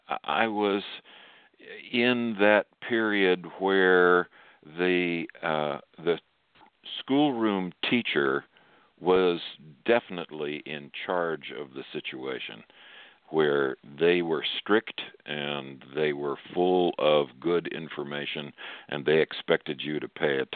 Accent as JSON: {"language": "English", "town": "Fayetteville", "region": "Arkansas", "country": "United States", "tie": "born there", "also_born_or_lived": "Ann Arbor, Michigan / St. Louis, Missouri / Kansas City, Missouri / El Paso, Texas", "said": "We moved a number of times. I was born in Fayetteville, Arkansas, near the campus of the University of Arkansas, where my father had his first church after he had been ordained. And then we moved to Ann Arbor, Michigan, and then we moved to St. Louis, Missouri"}